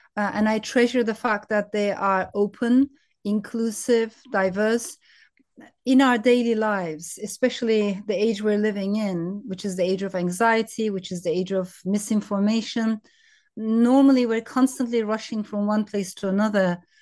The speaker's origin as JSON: {"language": "English", "country": "Turkey", "tie": "born or raised there", "also_born_or_lived": "France", "said": "I was born in France, but raised in Turkey."}